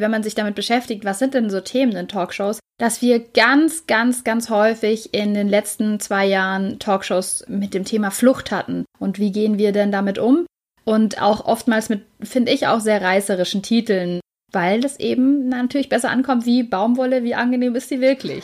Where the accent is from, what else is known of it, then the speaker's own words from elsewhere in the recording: Germany; bei uns in Deutschland